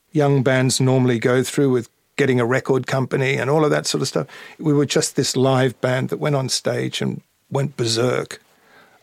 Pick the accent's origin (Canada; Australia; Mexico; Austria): Australia; Melbourne, Victoria; moved away as an adult; also born or lived in London; for me as an Australian, someone living in Melbourne